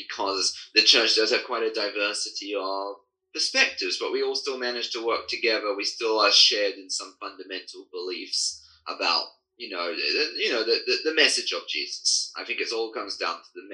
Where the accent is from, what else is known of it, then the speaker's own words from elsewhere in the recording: United Kingdom; British born, coming from a line of Anglican priests, actually, and throughout my family history, but being raised in a Baptist